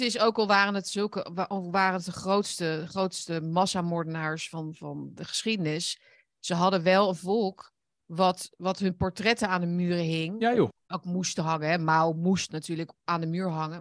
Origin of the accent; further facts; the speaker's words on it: Netherlands; wij zijn trotse Nederlanders